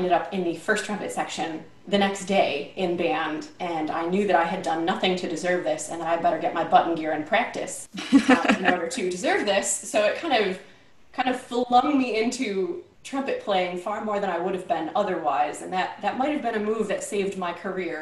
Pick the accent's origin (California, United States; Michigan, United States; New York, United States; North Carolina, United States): New York, United States; Rochester; also born or lived in Cincinnati, Ohio; I grew up in Rochester, New York